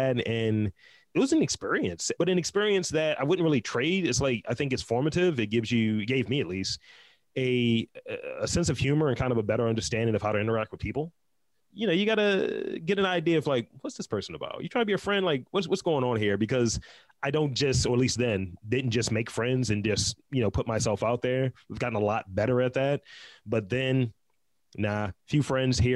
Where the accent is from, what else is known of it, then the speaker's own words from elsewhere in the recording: Baltimore, Maryland, United States; I'm from Baltimore, East Side